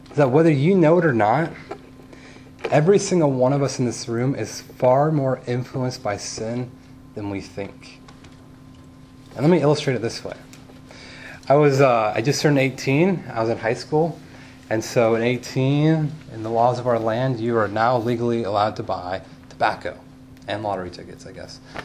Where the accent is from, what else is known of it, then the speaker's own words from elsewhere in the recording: California, United States; I grew up in California where you can play outside 330 days of the year.